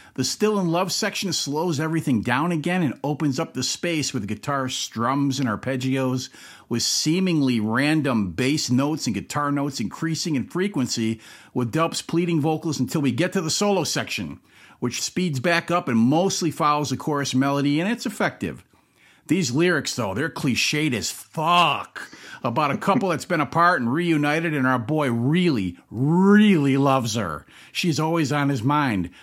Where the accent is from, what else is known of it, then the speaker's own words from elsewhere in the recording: Massachusetts, United States; I'm from Massachusetts